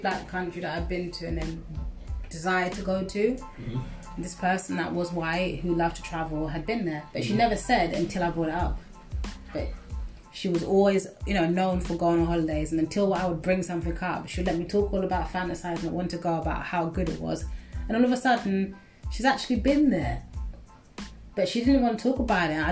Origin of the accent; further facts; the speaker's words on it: London, United Kingdom; growing up in Tottenham, really feeling like a diverse place